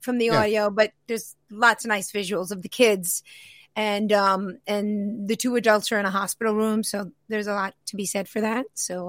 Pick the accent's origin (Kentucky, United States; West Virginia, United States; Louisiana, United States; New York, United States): New York, United States; New York City; It's loosely based on my childhood because I grew up in Queens, New York.